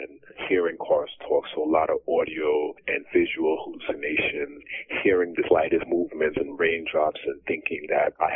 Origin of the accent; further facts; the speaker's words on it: Long Island, New York, United States; I came back to my hometown in Long Island, New York